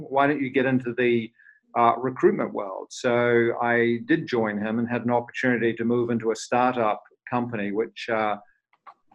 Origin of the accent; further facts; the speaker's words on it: New Zealand; moved away as an adult; also born or lived in London; I'm a New Zealander who left New Zealand many years ago and traveled to London